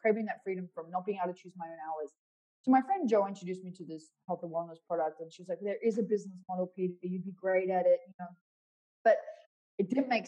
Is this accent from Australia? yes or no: yes; Perth, Western Australia, Australia; my hometown of Perth